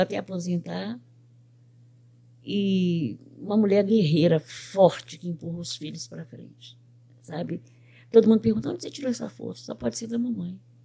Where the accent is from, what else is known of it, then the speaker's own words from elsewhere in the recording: Belo Horizonte, Minas Gerais, Brazil; moved away as an adult; now in United States; Eu sou de Belo Horizonte. Eu nasci no bairro do Horto, na rua Pitangui, 2004.